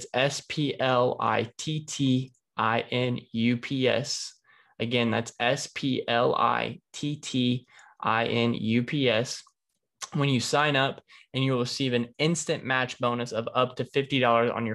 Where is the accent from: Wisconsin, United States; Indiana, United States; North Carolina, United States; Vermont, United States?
Indiana, United States; Indianapolis; this is my hometown stadium. This is Lucas Oil Stadium.